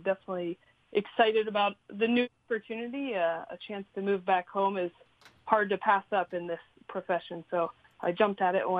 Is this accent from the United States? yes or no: yes; Pittsburgh, Pennsylvania, United States; moved away as an adult; also born or lived in Baltimore, Maryland / Rhode Island; I grew up in suburbia, Pittsburgh, Pennsylvania.